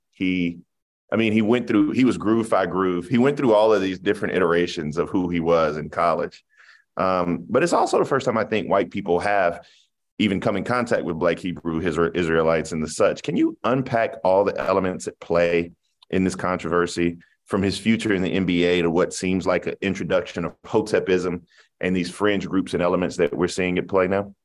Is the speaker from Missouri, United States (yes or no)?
no; Denmark, South Carolina, United States; I'm from Denmark, South Carolina